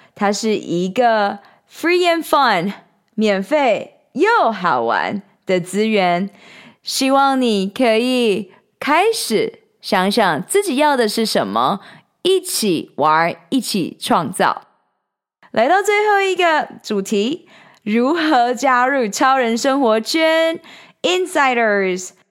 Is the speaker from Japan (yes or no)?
no; Taiwan; moved away as an adult; also born or lived in United States / Shanghai, China; 台湾，四面环海，从小在大海与大山之间长大